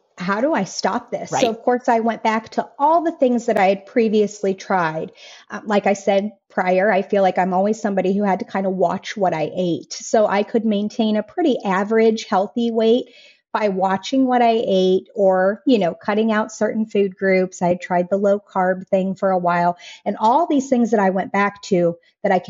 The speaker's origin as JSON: {"language": "English", "region": "Colorado", "country": "United States", "tie": "born or raised there", "moved": "as an adult", "said": "the place that I was born and raised in Colorado"}